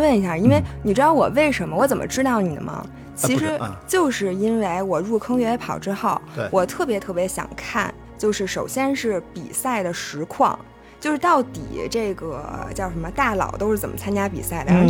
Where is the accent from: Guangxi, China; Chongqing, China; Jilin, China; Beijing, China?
Beijing, China; 我是西城区的。